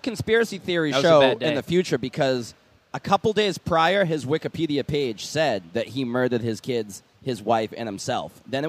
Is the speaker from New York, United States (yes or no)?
no; Saugus, Massachusetts, United States; Stoneham, Massachusetts, just a town over where I'm from, Saugus.